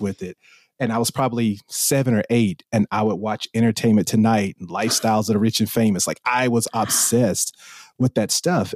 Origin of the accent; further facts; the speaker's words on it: South Carolina, United States; accent: country; moved away as an adult; now in Los Angeles, United States; originally from South Carolina and been in the Los Angeles area for the past fifteen years